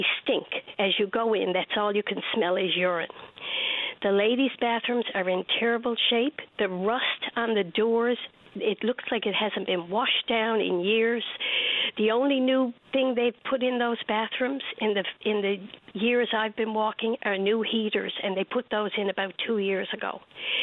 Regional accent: St. John's, Newfoundland and Labrador, Canada; I grew up in Bowring Park

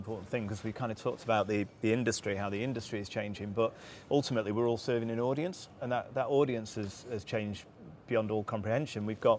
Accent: Manchester, North West England, United Kingdom; when I was growing up around Manchester.

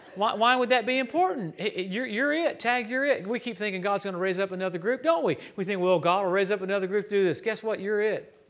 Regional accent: Louisiana, United States; moved away; also born or lived in Tulsa; I grew up in Louisiana

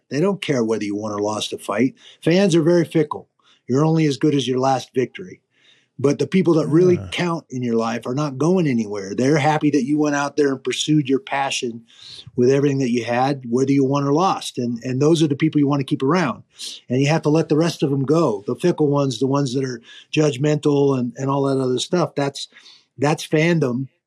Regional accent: Pacific Northwest, United States; I grew up in the Pacific Northwest. We had mule deer and blacktail.

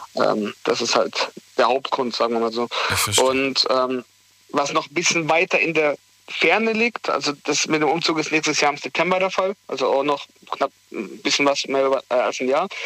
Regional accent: Heidelberg, Baden-Württemberg, Germany; weg von Heidelberg in eine neue Region, ähm, weg von meiner Heimat sozusagen, wo ich 21 Jahre dann zu dem Abschluss, wenn ich da fertig bin, 22 Jahre gelebt habe

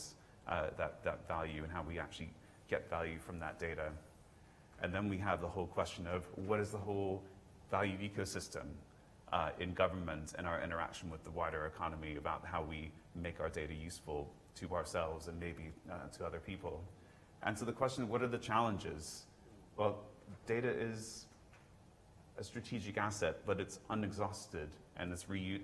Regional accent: United States; accent: American; now in United Kingdom; my American accent, I actually had to naturalize

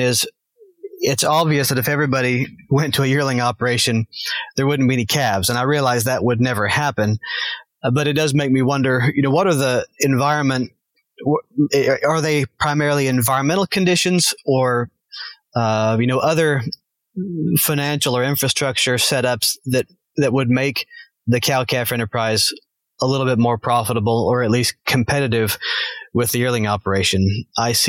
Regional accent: Arkansas, United States; moved away; I grew up in Arkansas

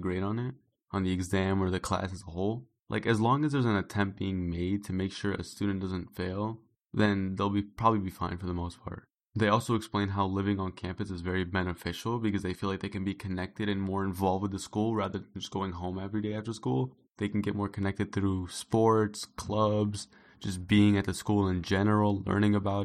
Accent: Chicago, Illinois, United States; I'm from Chicago

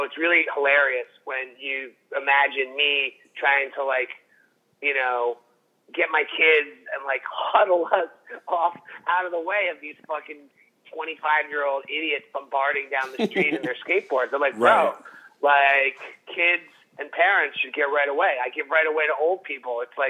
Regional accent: New York, United States; now in Los Angeles, United States; I mean, when I grew up in New York, right?

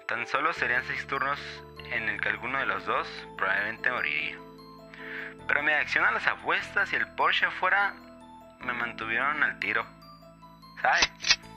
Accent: Monterrey, Nuevo León, Mexico; now in Las Vegas, United States; Soy de Monterrey, pero ahorita ando trabajando por este Las Vegas.

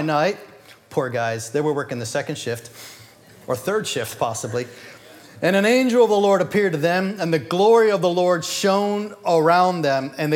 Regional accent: United States; we're born American

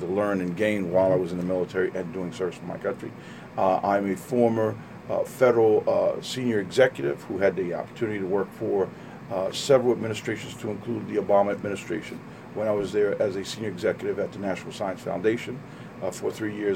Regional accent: Trenton, New Jersey, United States; I'm from Trenton, born and raised here.

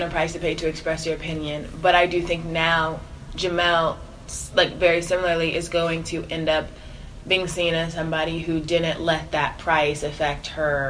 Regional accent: Atlanta, Georgia, United States; But I grew up in the suburbs of Atlanta.

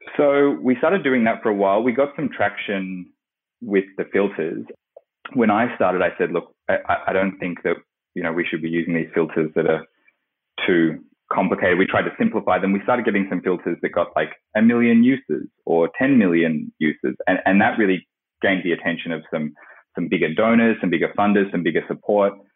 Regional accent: Australia; I grew up in Australia, where I am at the moment

